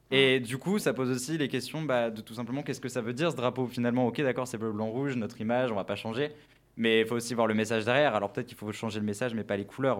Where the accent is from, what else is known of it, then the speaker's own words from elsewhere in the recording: France; on est français